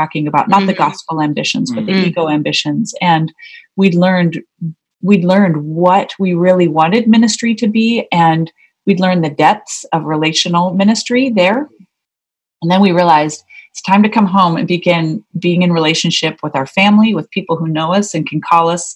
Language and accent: English; United States; moved away as an adult; also born or lived in Scotland; as being Americans, we always were the foreigners